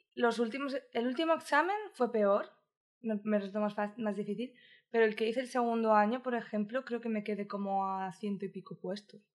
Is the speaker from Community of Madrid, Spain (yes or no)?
yes; Madrid, Community of Madrid, Spain; moved away as an adult; also born or lived in Barcelona; now in Brisbane, Australia; yo nací en Madrid. O sea, que realmente sí que soy ah, madrileña